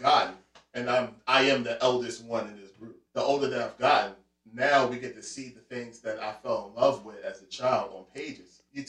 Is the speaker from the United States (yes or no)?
yes; Philadelphia, Pennsylvania, United States; I'm from West Philly. And I grew up right there on, right near 58th and Market. So I'm right in the heart of West Philadelphia.